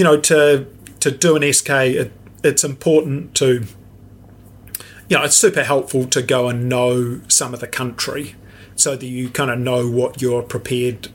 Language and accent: English; New Zealand; we are so spoiled, you know, to have this amazing country